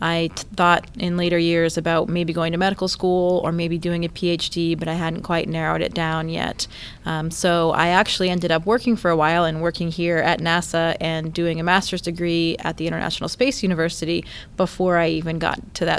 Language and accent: English; Caribou, Maine, United States; Yeah, Caribou is actually the northeasternmost city in the U.S.